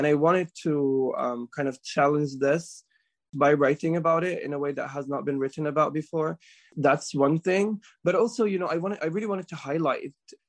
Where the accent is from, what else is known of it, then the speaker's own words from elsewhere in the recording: Jerusalem, Palestine; born there; I was born in Jerusalem.